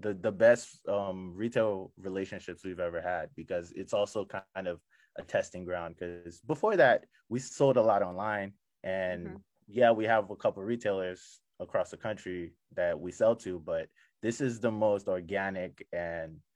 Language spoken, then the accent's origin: English; Nigeria; also born or lived in Prince George's County, Maryland; now in Maryland, United States; I'm from Nigeria, but I spent half my life in PG County. So this is home just as much as Nigeria for me.